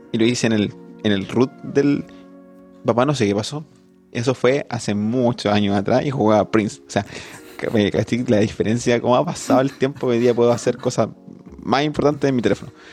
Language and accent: Spanish; Constitución, Maule, Chile; yo vengo de Constitución, de San Rosendo